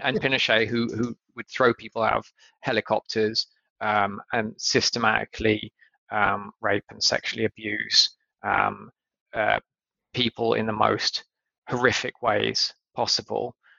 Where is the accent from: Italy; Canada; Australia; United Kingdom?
United Kingdom; in the UK